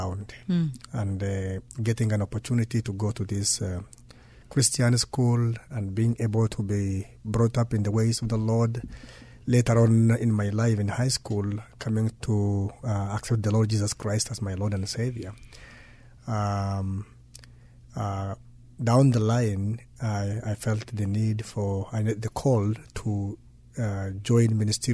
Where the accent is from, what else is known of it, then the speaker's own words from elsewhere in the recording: Marsabit County, Kenya; I grew up in a remote village right on the Kenya-Ethiopia border